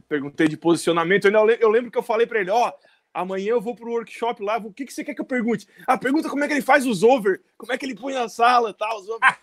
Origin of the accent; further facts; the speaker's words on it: Criciúma, Santa Catarina, Brazil; Criciúma, Santa Catarina